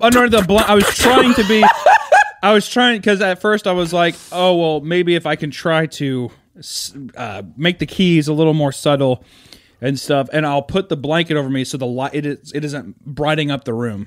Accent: Kansas City, United States; moved away; I'm from Kansas City

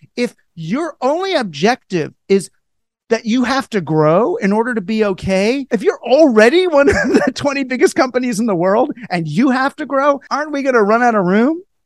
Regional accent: United States; as an American

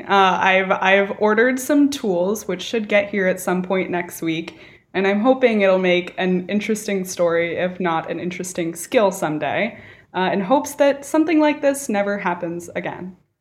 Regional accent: California, United States; California, my home state

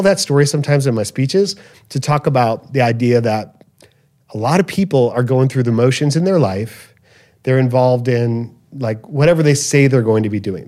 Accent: Chicago, Illinois, United States; growing up in Chicago, Southwest Side, in this little neighborhood

